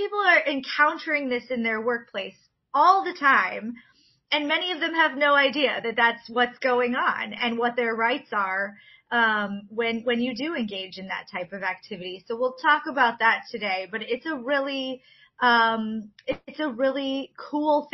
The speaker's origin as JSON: {"language": "English", "region": "Illinois", "country": "United States", "tie": "born or raised there", "moved": "as an adult", "lives_now": "Michigan, United States", "said": "I grew up actually in Illinois, and I moved to Michigan for work in 2003"}